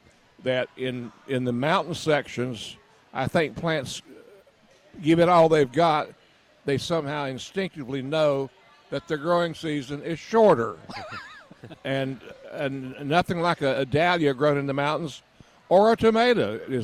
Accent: Boone, North Carolina, United States; I'm from Boone, grew up in Boone.

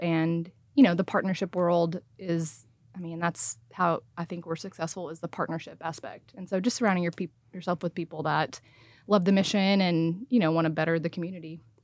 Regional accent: Saline?, Texas, United States; now in Frisco, United States; born and raised in Salina, Texas

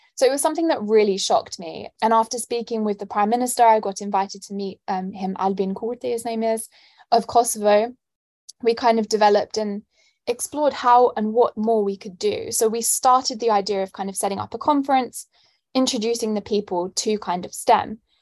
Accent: London, United Kingdom; moved away as an adult; now in St Andrews, United Kingdom; I'm born and raised in London, as you can tell by my accent

